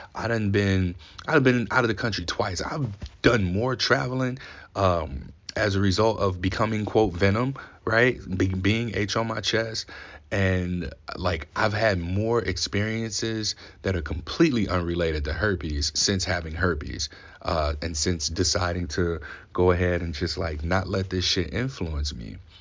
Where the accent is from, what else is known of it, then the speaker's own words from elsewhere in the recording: Ferguson, Missouri, United States; I grew up in Saint Louis, Missouri, Ferguson specifically